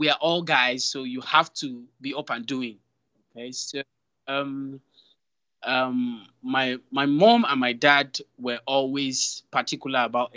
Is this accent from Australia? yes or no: no; Lagos, Nigeria; I was born in Lagos and started life in Lagos